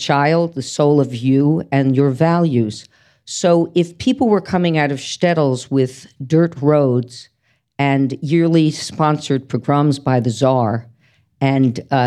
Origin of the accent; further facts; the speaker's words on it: Scarsdale, New York, United States; I'm from New York City, but my parents moved to Scarsdale when I was 3